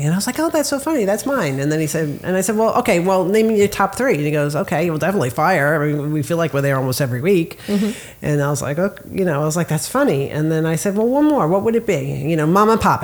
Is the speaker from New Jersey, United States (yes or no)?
yes; New Jersey, United States; now in Florida, United States; growing up in New Jersey, like we had diners all over the place